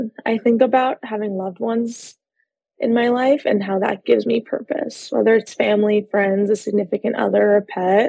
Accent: Los Angeles, California, United States; I am a licensed therapist based out of Los Angeles, California. I'm actually from Los Angeles

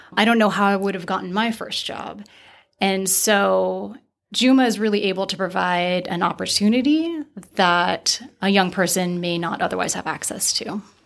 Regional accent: Santa Barbara, California, United States; I grew up in Santa Barbara, which is quite segregated

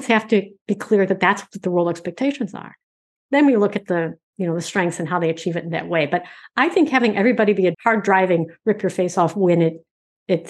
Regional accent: Michigan, United States; I'm from Michigan

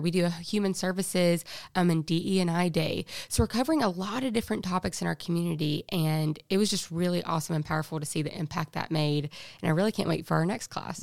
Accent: Coleman, Alabama, United States; moved away as an adult; now in Huntsville, United States; I'm originally from Coleman

